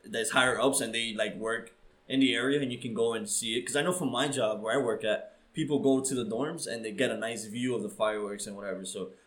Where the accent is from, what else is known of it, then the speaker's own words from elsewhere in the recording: New York City, New York, United States; as a New Yorker